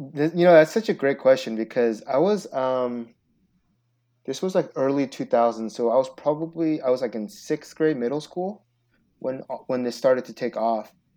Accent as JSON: {"language": "English", "town": "Seattle", "region": "Washington", "country": "United States", "tie": "born or raised there", "also_born_or_lived": "Chicago", "said": "I was born in Chicago, but my dad went to the University of Washington. Um, and so he, so we grew, I grew up in Seattle"}